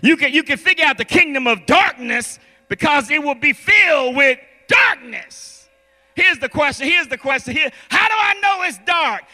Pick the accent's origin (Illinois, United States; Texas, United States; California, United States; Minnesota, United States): Illinois, United States; Chicago; I'm from Chicago